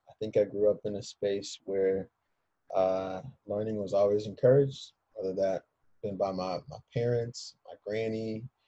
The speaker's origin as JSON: {"language": "English", "town": "Philadelphia", "region": "Pennsylvania", "country": "United States", "moved": "yes", "lives_now": "Evanston, United States", "said": "I'm a Philadelphian."}